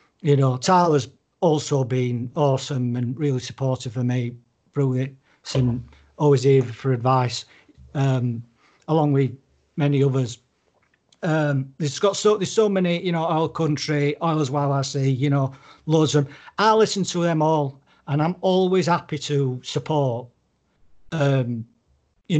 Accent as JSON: {"language": "English", "country": "United Kingdom", "said": "I'm obviously British"}